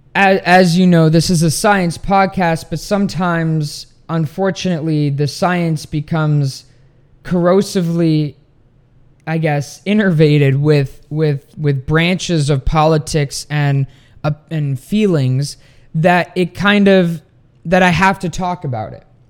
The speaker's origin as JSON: {"language": "English", "country": "Sweden", "tie": "born or raised there", "moved": "yes", "lives_now": "United States", "said": "my home country of Sweden"}